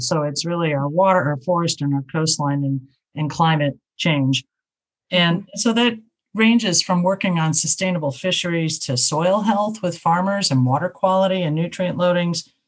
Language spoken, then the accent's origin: English; southern Indiana, United States; moved away; also born or lived in Chicago; I grew up in Indiana and it was a southern part of the state